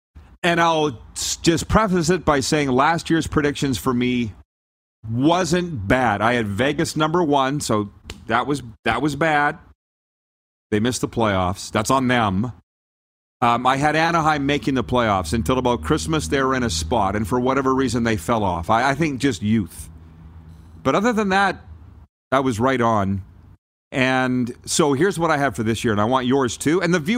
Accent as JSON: {"language": "English", "country": "Canada", "lives_now": "United States", "said": "and we'll be just fine being Canadian here in South Florida. There's quite a few of us."}